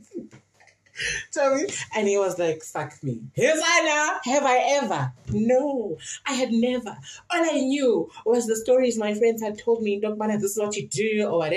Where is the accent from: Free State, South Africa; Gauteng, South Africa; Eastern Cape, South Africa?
Eastern Cape, South Africa; Queenstown; in Queenstown, my hometown.